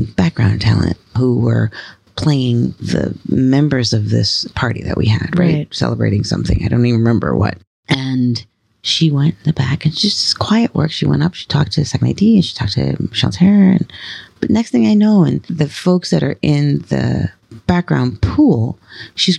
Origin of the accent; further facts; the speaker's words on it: New York City, New York, United States; also born or lived in Brooklyn, New York; So I was born in Brooklyn in Bed-Stuy. And we didn't live there long. We moved to Woodhaven, Queens.